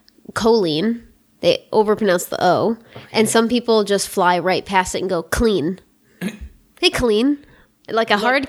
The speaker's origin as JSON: {"language": "English", "region": "New York", "country": "United States", "tie": "born or raised there", "moved": "as an adult", "said": "But I'm also from New York, as you know, as you are as well."}